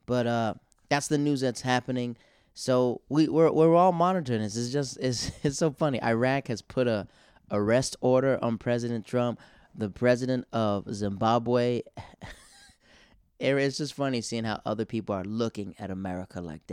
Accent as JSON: {"language": "English", "region": "the South", "country": "United States", "said": "I'm from the South."}